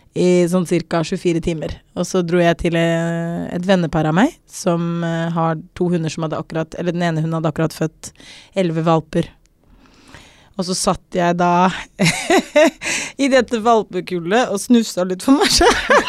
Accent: South Africa; moved away as an adult; also born or lived in Norway; now in Oslo, Norway; jeg bodde i Sør-Afrika i, i ti år

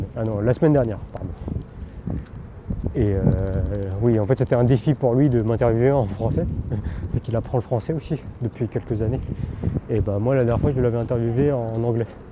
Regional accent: France; first language Teochew; je parlais français parce que bah, j'étais, je suis né en France et j'étais dans un environnement français

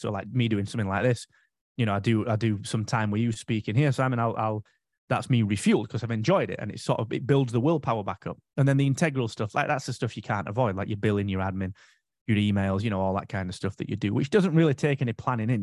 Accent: United Kingdom; for five years, I was the only Brit there

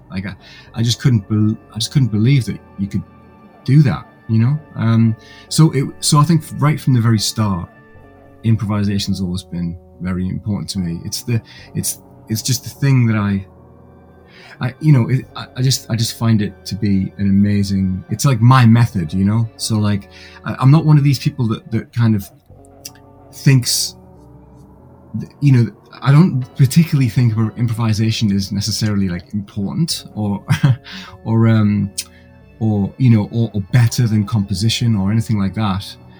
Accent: Gateshead, North East England, United Kingdom; now in Leeds, United Kingdom; I'm actually originally from a city about 100 miles north um, called Gateshead

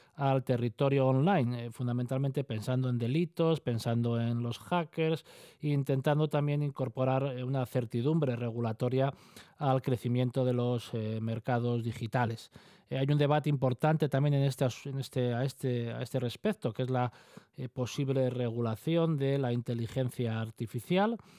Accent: Asturias, Spain; como asturianos

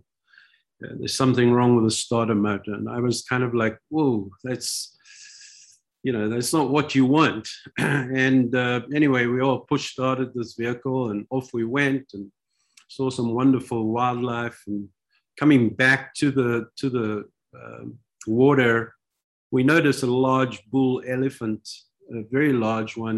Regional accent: South Africa; also born or lived in Israel; I'm from South Africa

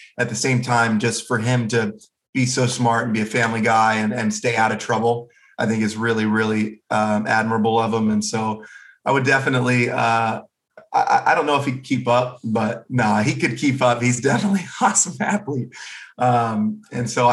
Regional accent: Jacksonville, Florida, United States; I'm from Jacksonville, everything's flat

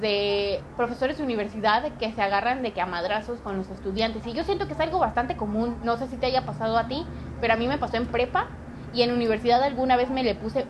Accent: Mexico City, Mexico; moved away; Yo me vine a la Ciudad de México, que soy de la Ciudad de México, pero regresé

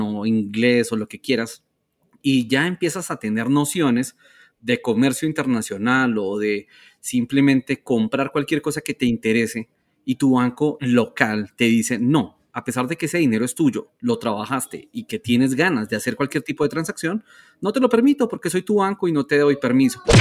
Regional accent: Colombia; somos orgullosamente colombianos.

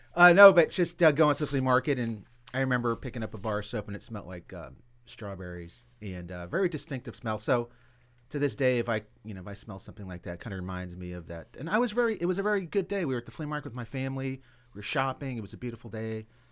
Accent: Pompano Beach, Florida, United States; I grew up in Pompano Beach, and, um, we were the only, like, Latin family in, in, in the neighborhood.

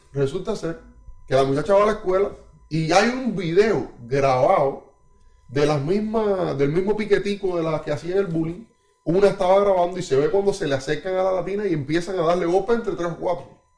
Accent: Cuba; now in Canada; mi niñez en Cuba

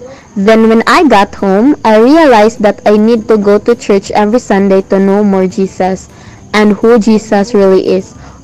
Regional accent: Philippines; Hi everyone … from the Philippines.

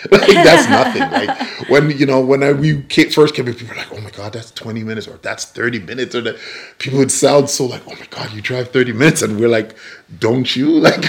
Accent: Newmarket, Ontario, Canada; moved away as an adult; we came from Newmarket, Ontario. We kind of changed the whole dynamics of our life, came down here, and we've established ourselves.

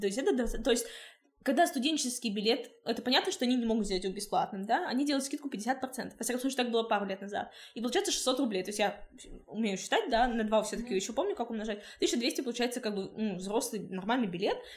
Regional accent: Krasnoyarsk, Krasnoyarsk Krai, Russia; now in Saint Petersburg, Russia; Я сама из Красноярска

